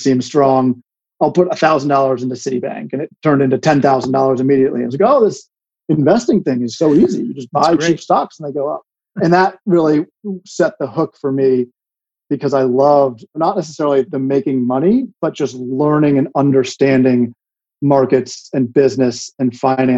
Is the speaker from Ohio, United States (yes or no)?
no; Washington, District of Columbia, United States; moved away; also born or lived in Connecticut; I grew up in DC on Capitol Hill, basically right across the street from the Capitol.